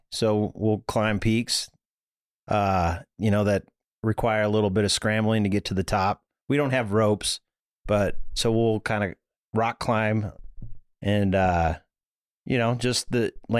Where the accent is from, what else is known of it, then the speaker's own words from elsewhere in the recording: Truckee, California, United States; I think growing up in Truckee, California, you know, up in the mountains